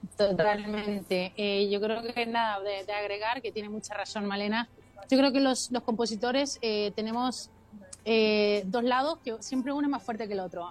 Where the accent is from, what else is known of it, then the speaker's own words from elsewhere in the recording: Mexico; also born or lived in Chile; mi familia se tuvo que ir a México y entonces yo prácticamente me crié en México, es que yo soy de todos lados.